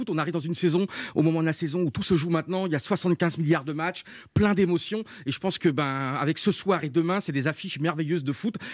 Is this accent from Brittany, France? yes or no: yes; Brittany, France; now in Paris, France; Donc j'ai arrêté mes études, j'ai quitté la Bretagne, je suis monté à Paris avec ma maman.